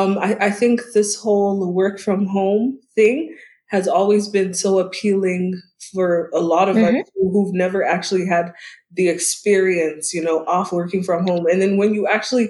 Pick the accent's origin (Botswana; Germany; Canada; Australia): Botswana; Gaborone, South-East District; I basically grew up in Botswana in Gaborone